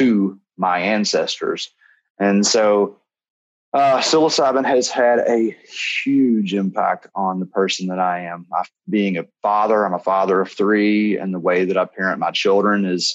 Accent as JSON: {"language": "English", "region": "Kentucky", "country": "United States", "tie": "born or raised there", "said": "Growing up in Kentucky, you know, it's just whiskey everywhere, bourbon country. And I grew up like around the corner from distillery"}